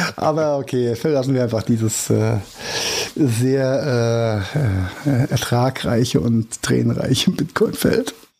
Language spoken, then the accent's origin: German; Germany; bei uns in Deutschland